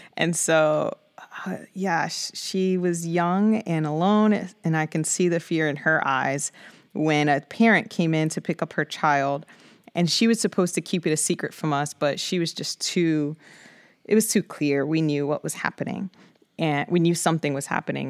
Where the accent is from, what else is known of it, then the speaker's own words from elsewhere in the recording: New York City, New York, United States; I grew up in the Bronx of New York City, um, born and raised